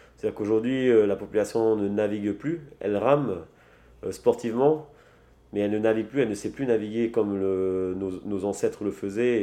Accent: French Polynesia; je suis né à Triti, j'ai grandi ici à Triti aussi.

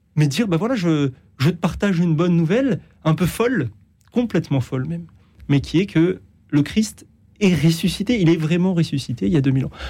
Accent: France; chez nous en France

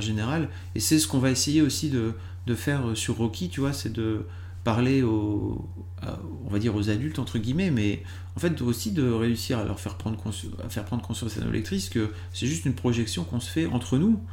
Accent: Lille, Hauts-de-France, France; je suis lillois de base

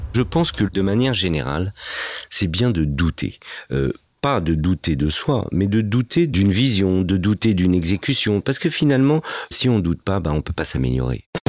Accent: Fontenay-sous-Bois, Île-de-France, France; also born or lived in Casablanca, Morocco; j'ai grandi réellement à Fontenay-sous-Bois, voilà, dans le 94.

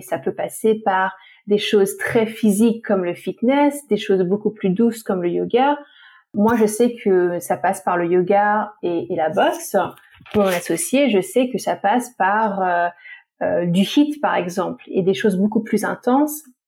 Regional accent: French Polynesia; moved away; j'ai grandi à Tahiti

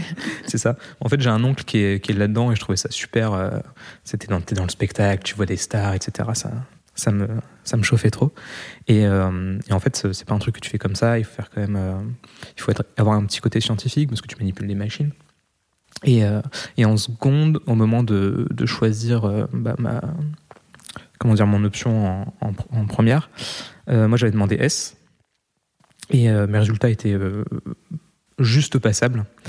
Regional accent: Roquebrune-Cap-Martin, Provence-Alpes-Côte d'Azur, France; also born or lived in Val-de-Marne, Île-de-France; je suis né en région parisienne, dans le 94, mais quand j'avais un mois, mes parents ont directement déménagé dans le sud de la France.

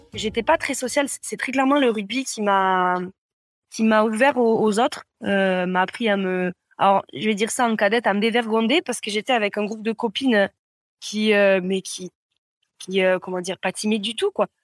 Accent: Gers, Occitania, France; moved away as an adult; now in Pau, France; Je suis originaire du Gers, mais j'habite à Pau depuis maintenant une, dizaine d'années.

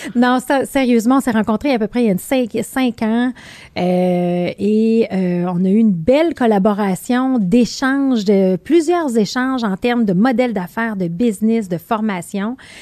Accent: Beauce, Quebec, Canada; now in Montreal, Canada; on vient tous les deux de la Beauce

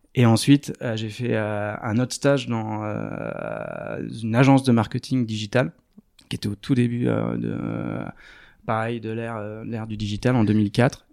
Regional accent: Arcachon Basin, Nouvelle-Aquitaine, France; je suis originaire du bassin d'Arcachon

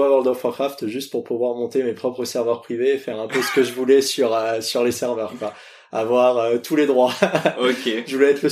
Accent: Lyon, Auvergne-Rhône-Alpes, France; born there; also born or lived in Paris region; je suis né à Lyon, j'habite en région parisienne, j'habite Guyane

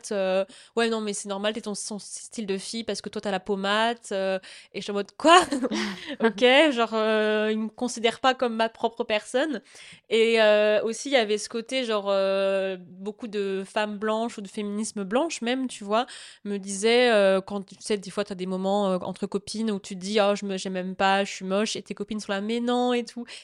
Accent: France; oui, je suis française depuis le début, je suis là, laissez-moi.

